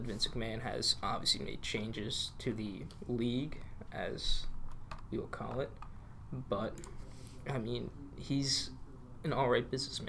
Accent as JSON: {"language": "English", "region": "New Jersey", "country": "United States", "said": "We're both from New Jersey."}